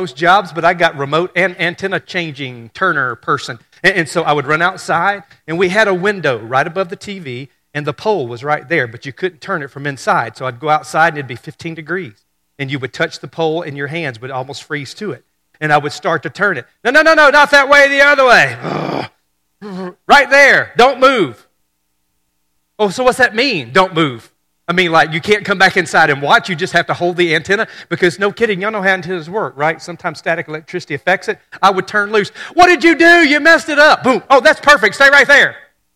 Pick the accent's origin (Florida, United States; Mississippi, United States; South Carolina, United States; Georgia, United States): Mississippi, United States; Hurricane; when I was a kid growing up in Hurricane, Mississippi.